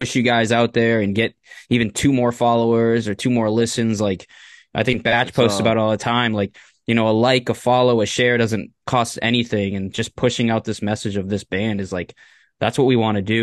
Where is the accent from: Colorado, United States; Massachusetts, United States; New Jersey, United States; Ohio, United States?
Massachusetts, United States; we're from Massachusetts